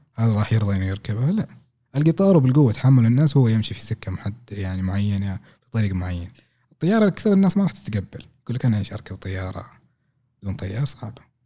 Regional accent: Saudi Arabia; عندنا في السعوديه

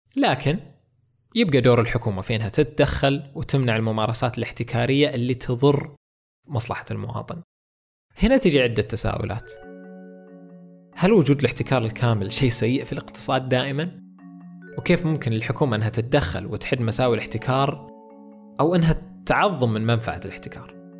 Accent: Saudi Arabia; عندنا في السعودية

